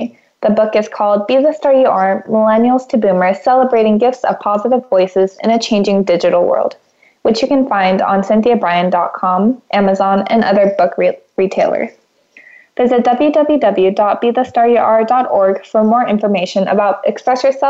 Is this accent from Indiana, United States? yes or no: no; California, United States; moved away as an adult; also born or lived in Houston, Texas; being from California